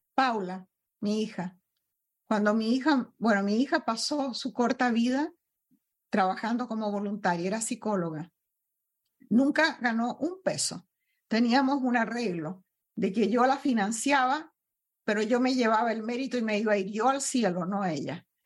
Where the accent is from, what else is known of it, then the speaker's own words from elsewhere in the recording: Chile; moved away as an adult; also born or lived in Peru / Venezuela; now in United States; Primero nací en Perú, mi padre abandonó a mi madre y mi madre se fue a Chile, donde sus padres, donde yo me crié, en la casa de mi abuelo